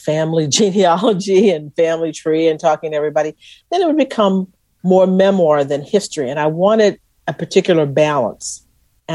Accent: Texas, United States; they knew I was from Texas

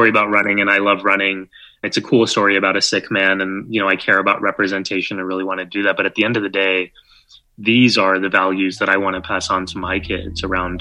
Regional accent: San Antonio, Texas, United States; now in New York City, United States; I did growing up in San Antonio or where I live now in New York

